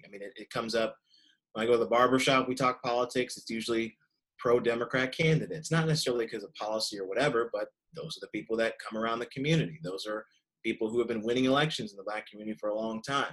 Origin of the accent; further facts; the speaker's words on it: Kentucky, United States; my home state of Kentucky